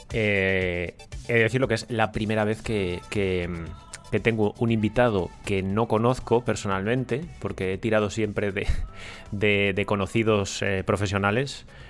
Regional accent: Ponferrada, Castile and León, Spain; yo soy de Ponferrada

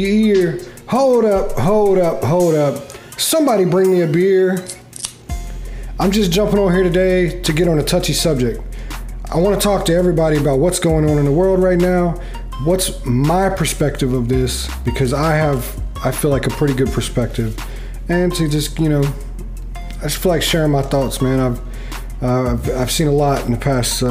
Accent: Beaufort, North Carolina, United States; moved away; also born or lived in Newport, North Carolina; I grew up in North Carolina, a small town called Beaufort. And before moving to Beaufort, I lived in a town called Newport.

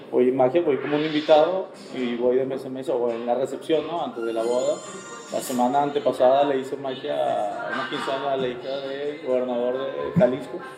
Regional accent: Venezuela; also born or lived in Chile; now in Mexico; Bueno, soy chileno, me crié en Venezuela y tengo ya 13 años acá.

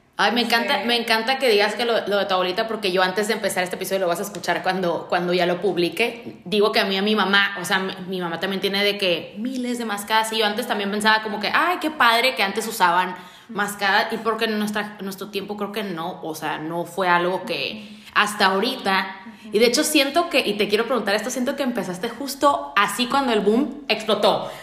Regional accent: Tijuana, Baja California, Mexico; yo la verdad soy muy orgullosa tijuanense, siempre lo digo, yo soy tijuanense, tijuanense, tijuanense, o sea, me, me gusta mucho ser de aquí

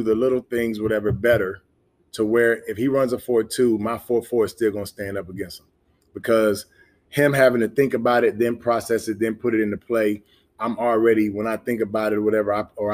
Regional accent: Memphis, Tennessee, United States; I'm from Memphis. So grew up in Memphis

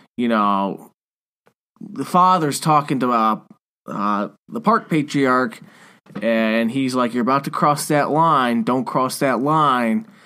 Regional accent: United States; being an American

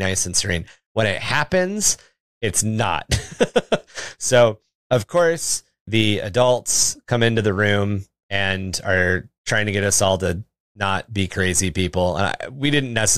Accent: Washington, United States; moved away; I grew up in Washington State

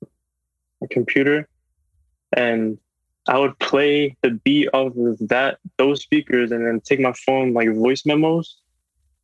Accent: Reading, Pennsylvania, United States; also born or lived in South Carolina / West Palm Beach, Florida; now in Wellington, United States; I was born and raised in Redding, PA

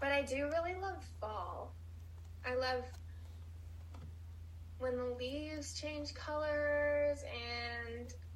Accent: Montana, United States; moved away; also born or lived in Germany; I grew up in Montana

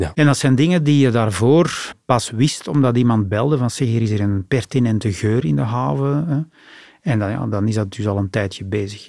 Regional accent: Antwerp, Flanders, Belgium; als Antwerpenaar

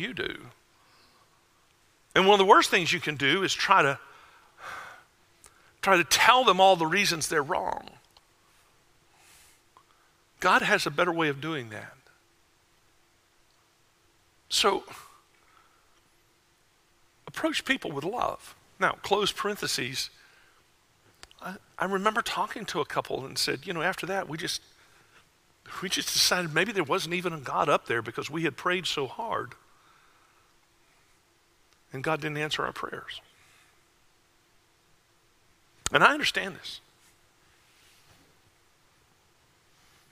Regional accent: Wauchula, Florida, United States; moved away; A little town you've never heard of called Wachula

